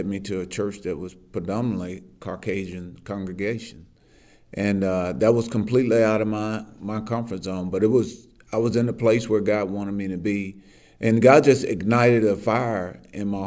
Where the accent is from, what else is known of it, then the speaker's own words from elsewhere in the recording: Eastern Arkansas, United States; I grew up in Eastern Arkansas